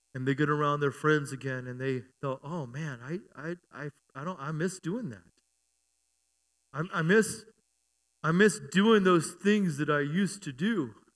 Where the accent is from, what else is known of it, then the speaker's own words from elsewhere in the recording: United States; also born or lived in Germany; I'm an American